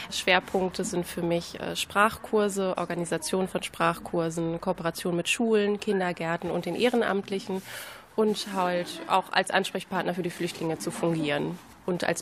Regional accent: Herford, North Rhine-Westphalia, Germany; Ich komme aus Herford, habe da vorher an einer Grundschule gearbeitet

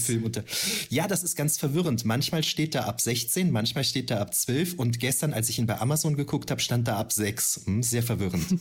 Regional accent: Düren, North Rhine-Westphalia, Germany; ich komme ja ursprünglich aus Düren, in der äh, Gegend von Düren

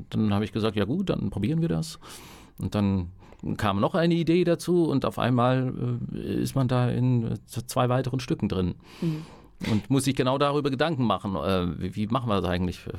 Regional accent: Southern Germany, Germany; ich komme ja aus dem Süddeutschen und da, da sprach man halt so ein bisschen aus einer süddeutschen Kleinstadt

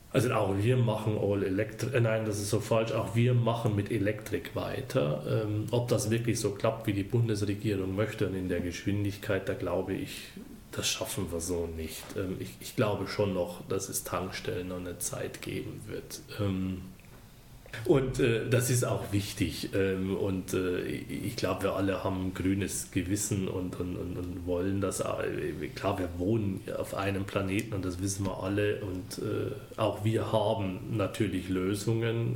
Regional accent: Deggendorf, Bavaria, Germany; moved away as an adult; also born or lived in Ostwestfalen; now in Gütersloh, Germany; wie man es hört, bin ich nicht von hier. Ich komme gebürtig aus Bayern.

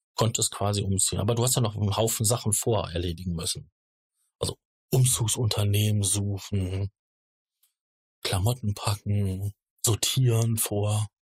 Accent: Ruhr area, North Rhine-Westphalia, Germany; Ich komme ähm, gebürtig hier aus der, aus der Gegend, aus dem Ruhrgebiet

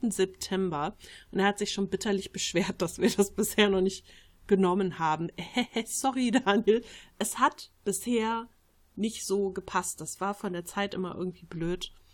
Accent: Switzerland; Ich fühle mich als Schweizer, aber jetzt nicht als Patriot. Ich bin aber zur Hälfte aus Slowenien und das merke ich sehr.

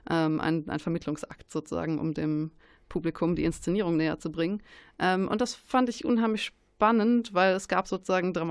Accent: Baden-Württemberg, Germany; Ich bin aufgewachsen in der Nähe von Stuttgart und ähm, habe so frühe Erinnerungen an Theater eigentlich eher an so, an so kleinen Bühnen

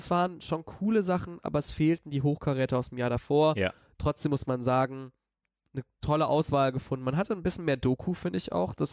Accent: Cologne, North Rhine-Westphalia, Germany; ist ja auch in Köln, ist ja meine Heimatstadt.

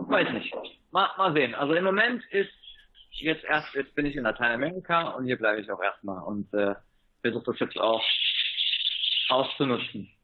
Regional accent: Germany; moved away as an adult; now in Granada, Nicaragua; als Deutscher

